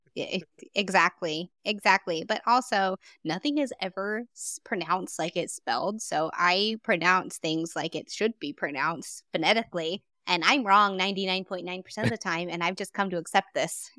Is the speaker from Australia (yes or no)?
no; Texas, United States; I'm from Texas and this place is huge